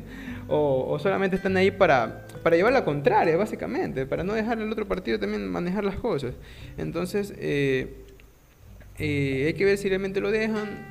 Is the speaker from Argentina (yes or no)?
no; Ecuador; somos de Ecuador.